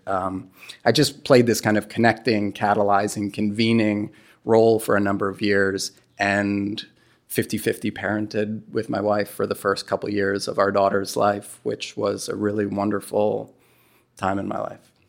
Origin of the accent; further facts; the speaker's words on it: New York City, New York, United States; moved away; I'm from New York City